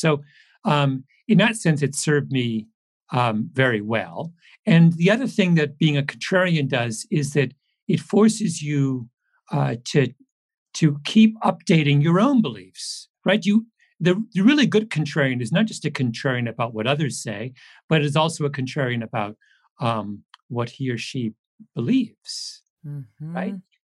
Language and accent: English; Canada; also born or lived in England; Now, I will say I'm a Canadian, but I am an immigrant to Canada. So I have, I came from England when I was six.